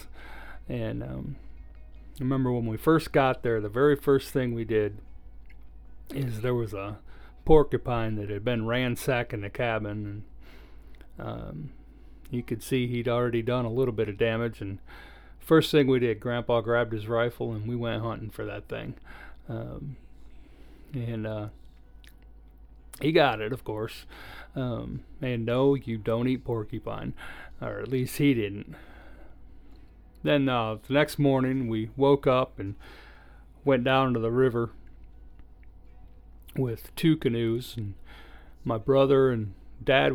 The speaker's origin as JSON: {"language": "English", "region": "Michigan", "country": "United States", "tie": "born or raised there", "also_born_or_lived": "Iowa", "said": "I was born in Iowa, but we grew up in Michigan."}